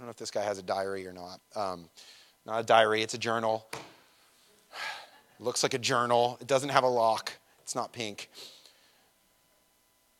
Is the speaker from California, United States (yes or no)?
yes; Redlands, California, United States; I'm from Redlands